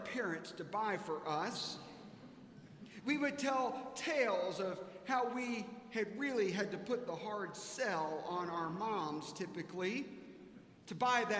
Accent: South Carolina, United States; now in Dallas, United States; I grew up in South Carolina.

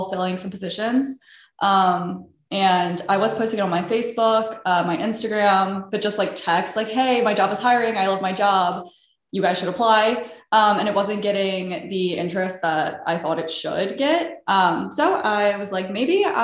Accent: Baltimore, Maryland, United States; moved away as an adult; now in Philadelphia, United States; I'm originally from Baltimore

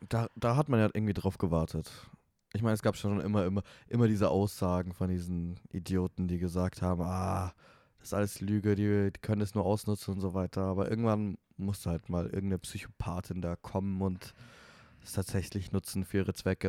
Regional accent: Munich, Bavaria, Germany; moved away as an adult; now in Vienna, Austria; ich komme aus München

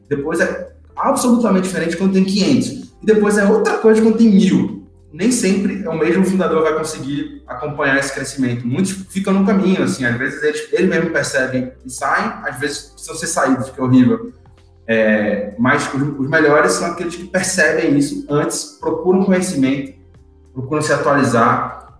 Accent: Recife, Pernambuco, Brazil; eu sou de Recife, como você falou no começo, no Nordeste.

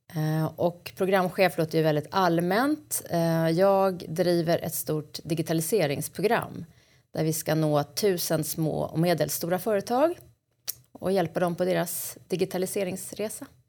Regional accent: Stockholm, Stockholm County, Sweden; Jag är uppvuxen i Hägersten och bor numera på Kungsholmen i Stockholm

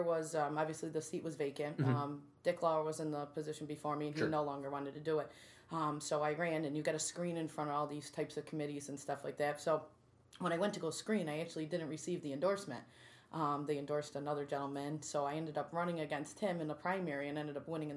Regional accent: Utica, New York, United States; I grew up in North Utica.

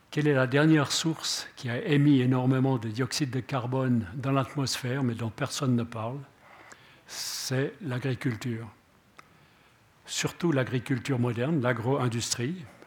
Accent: Switzerland; on est des Helvètes

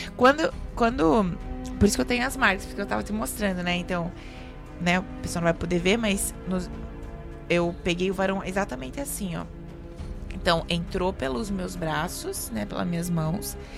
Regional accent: Santa Catarina, Brazil; also born or lived in Chapecó; eu morava sozinha num apartamento no centro de Chapecó, só de Santa Catarina, já percebeu pelo meu sotaquezinho

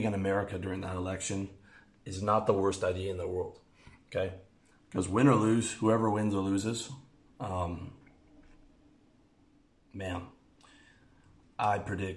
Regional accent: Canada; moved away; I'm from Canada

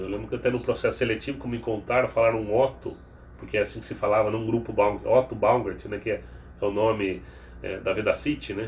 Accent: Piracicaba, São Paulo, Brazil; moved away; Eu sou de Piracicaba

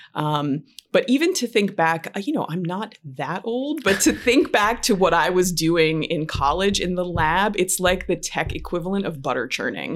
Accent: Western Pennsylvania, United States; also born or lived in Michigan; now in New York, United States

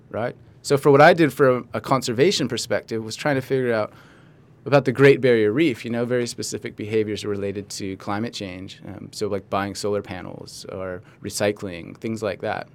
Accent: Los Angeles, California, United States; also born or lived in Santa Barbara / Australia; I was born in Los Angeles

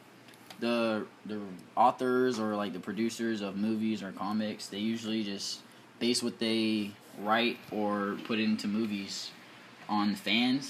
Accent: Chesapeake, Virginia, United States; also born or lived in P-Town; I am originally from Chesapeake, Virginia, and I've never lived anywhere else. I've always stayed in Chesapeake

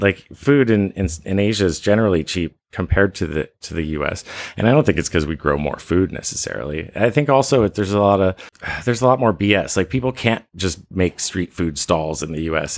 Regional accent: Vermont, United States; moved away as an adult; also born or lived in Jersey Shore, New Jersey / Bangkok, Thailand; although I grew up in Vermont, I spent every summer at the Jersey Shore with my grandmother.

